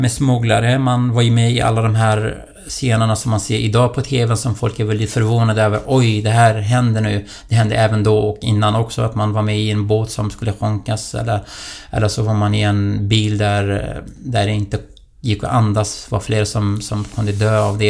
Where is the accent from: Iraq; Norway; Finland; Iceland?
Iraq; Duhok, Kurdistan Region; moved away as an adult; now in Solna, Sweden; Jag kommer ju från eh, eh en stad som heter Dohuk i irakiska Kurdistan. Det är där jag är född.